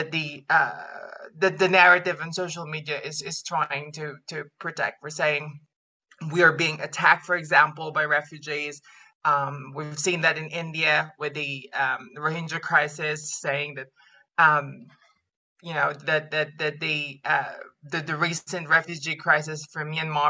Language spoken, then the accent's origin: English; Philippines; moved away; I'm from the Philippines